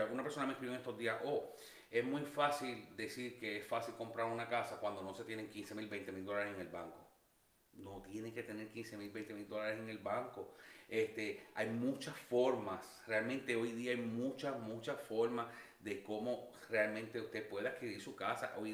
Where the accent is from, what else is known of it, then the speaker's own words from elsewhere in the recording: Puerto Rico; yo que, eh, bueno, al igual que tú, que vine de Puerto Rico, tú vienes con la mentalidad de Puerto Rico